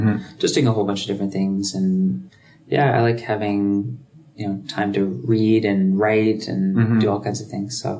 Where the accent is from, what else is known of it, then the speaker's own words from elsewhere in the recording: Toronto, Ontario, Canada; moved away as an adult; now in Vancouver, Canada; I'm from Toronto. Grew up in High Park.